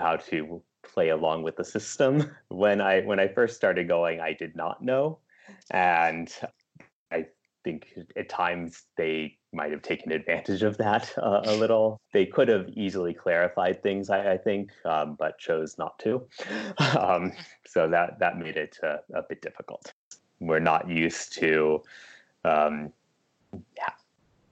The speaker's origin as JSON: {"language": "English", "country": "United States", "also_born_or_lived": "California", "said": "I am an American"}